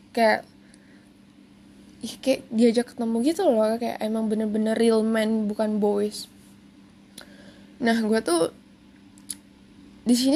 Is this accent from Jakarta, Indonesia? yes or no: yes; Jakarta, Indonesia; born there; gue lahir di Jakarta dan beberapa keluarga gue ada tinggal di Jakarta